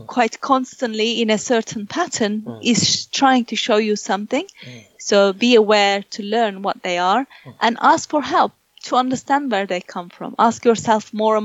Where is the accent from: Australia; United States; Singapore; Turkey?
Turkey; English is a second language; moved away; I come from Turkey. I've lived in this country more than I lived in Turkey. So I am very proficient in my English.